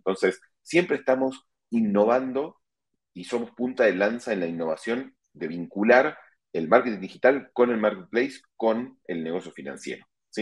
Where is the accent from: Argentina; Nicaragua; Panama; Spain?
Argentina; moved away as an adult; now in Mexico; soy argentino de nacimiento, vivo en México hace más de 12 años